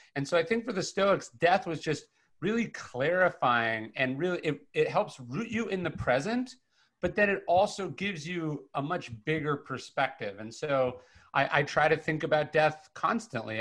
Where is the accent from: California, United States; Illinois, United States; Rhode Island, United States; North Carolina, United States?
California, United States; Sacramento; I come from from Northern California. I grew, I grew up in Sacramento